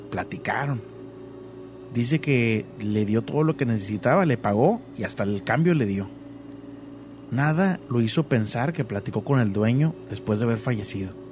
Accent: Mexico City, Mexico; Soy de Ciudad de México.

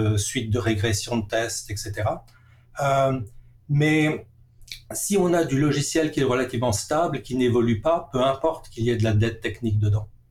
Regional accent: Strasbourg, Grand Est, France; moved away as an adult; now in Vancouver, Canada; j'ai grandi à Strasbourg

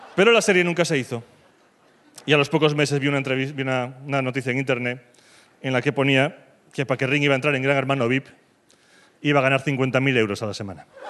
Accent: Galicia, Spain; now in Madrid, Spain; Soy gallego

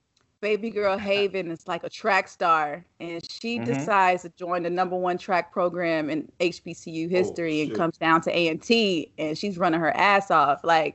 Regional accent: Chapel Hill, North Carolina, United States; I'm from North Carolina. I was born in Chapel Hill.

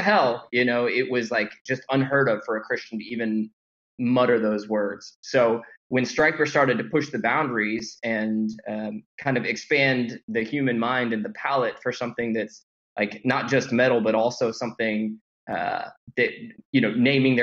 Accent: Houston, Texas, United States; I'm from Houston

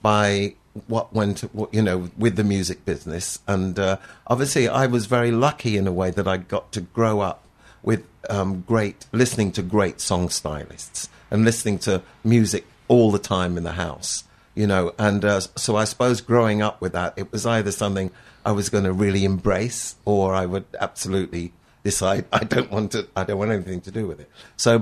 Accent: United Kingdom; also born or lived in Hendon, London / Hemel Hempstead, East of England; I grew up in Grass Park, which is in Hendon and in Hemel Hempstead. So between the sort of two of those areas, really, I spent most of my childhood

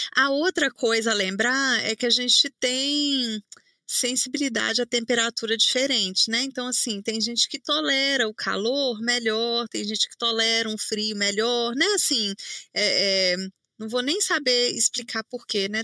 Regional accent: Belo Horizonte, Minas Gerais, Brazil; eu sou de Minas, né? Belo Horizonte

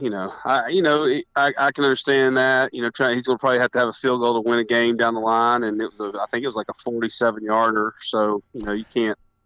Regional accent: East Tennessee, United States; we're both from East Tennessee.

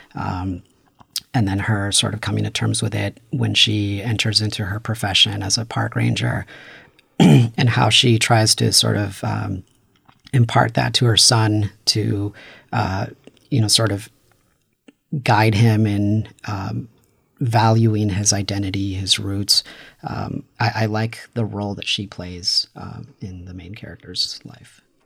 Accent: Paramount, California, United States; I grew up in Los Angeles. I'm from the city of Paramount

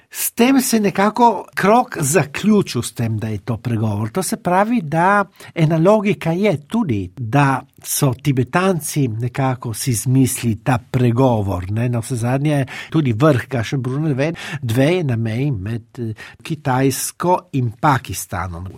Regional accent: Trieste, Friuli-Venezia Giulia, Italy; jaz sem polnopraven tržačan. Jaz sem se rodil v Trstu

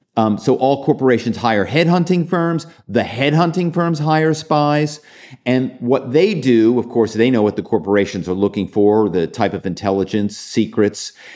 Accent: Philadelphia, Pennsylvania, United States; I'm from Philadelphia

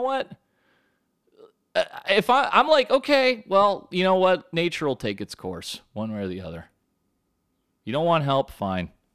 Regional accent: United States; I'm American through and through

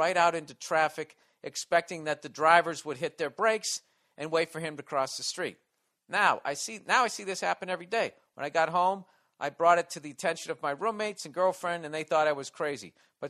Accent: Southern United States, United States; What are you asking me, because I'm from the South?

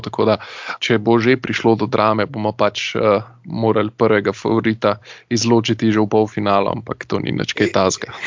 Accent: Slovenia

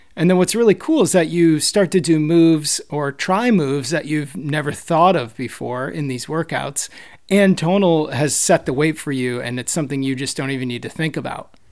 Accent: East Coast, United States; moved away as an adult; also born or lived in New York; now in San Francisco Bay Area, United States; I grew up on the East Coast and, uh, lived in New York for a while

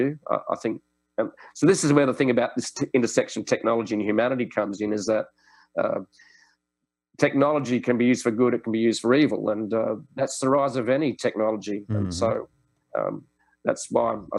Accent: Sydney, New South Wales, Australia; Sydney, my hometown's just got some fantastic places

